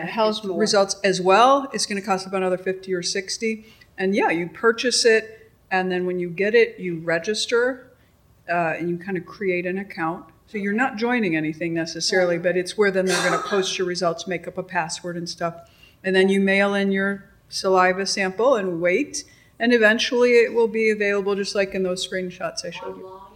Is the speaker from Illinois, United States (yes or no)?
yes; Chicago, Illinois, United States; I'm, I'm from Chicago